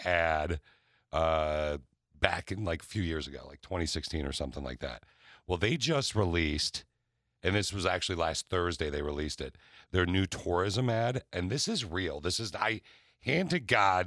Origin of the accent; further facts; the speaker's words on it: Okemos, Michigan, United States; I grew up in Okemos, which is a suburb of Lansing, Michigan